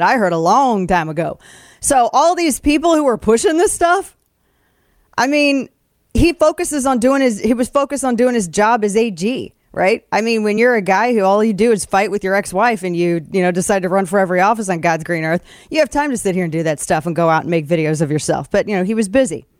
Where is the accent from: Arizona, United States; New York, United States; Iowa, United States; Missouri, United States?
Missouri, United States; my home state